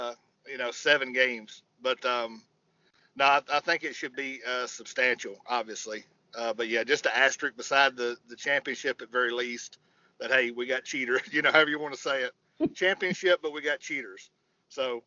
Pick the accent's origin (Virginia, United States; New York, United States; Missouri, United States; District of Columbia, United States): Virginia, United States; I grew up in Orioles country in Virginia.